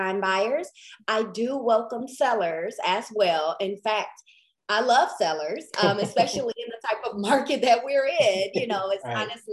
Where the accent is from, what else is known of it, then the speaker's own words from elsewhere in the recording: Detroit, Michigan, United States; moved away as an adult; now in Mansfield, United States; I reside in Mansfield, Texas, which is about 35 minutes outside of Dallas. It's in the Southwest region, but I was born in Detroit. I've been in Texas